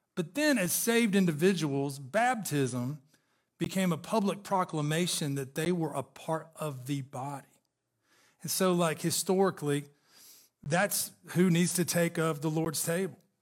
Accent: Chattanooga, Tennessee, United States; I grew up in Chattanooga, Tennessee

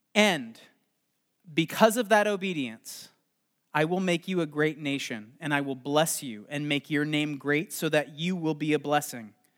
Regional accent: Los Angeles, California, United States; I am from Los Angeles

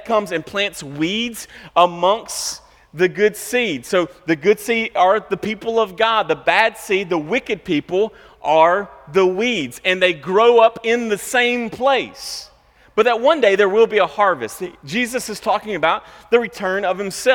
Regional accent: United States; as American Christians

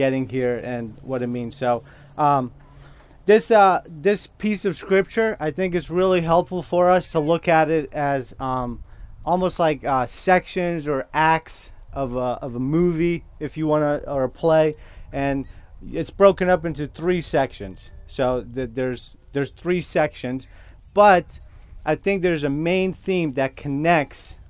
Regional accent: northern Iraq, Iraq; first language Kurdish; English is a second language; moved away; English is my second language. So I am Kurdish, and I was born in northern Iraq. So I process and think in Kurdish, and I speak in English.

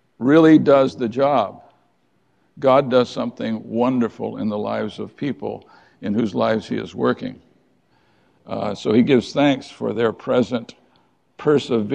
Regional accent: United States; We are the American people

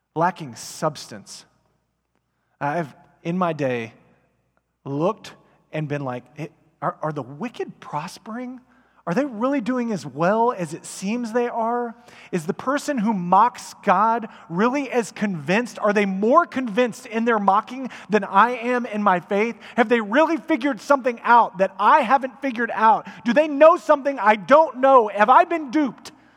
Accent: Frisco, Texas, United States; I grew up in Frisco before Frisco was Frisco

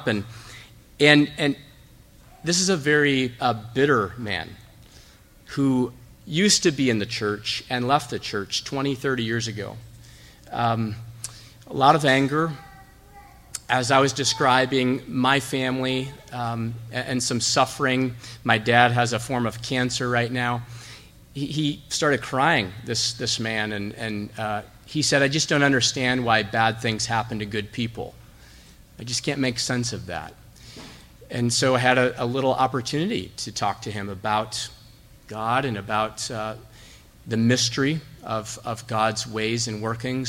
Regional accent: Zeeland, Michigan, United States; I'm from Zeeland. Grew up here, went to high school here at Zeeland Public.

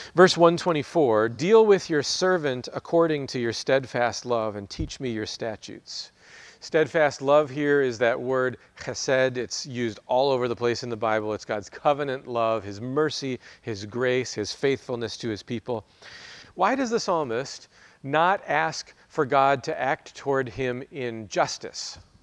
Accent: United States; as American Christians

